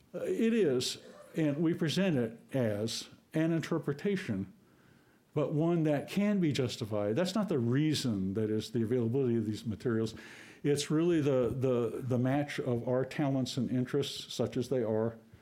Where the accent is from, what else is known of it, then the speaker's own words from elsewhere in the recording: New England, United States; I'm from New England